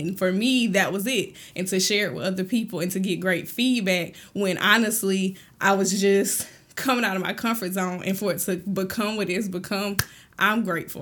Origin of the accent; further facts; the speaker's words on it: Thomson, Georgia, United States; also born or lived in Fort Riley, Kansas; we moved to Thompson, Georgia when I was really small, so I grew up in Thompson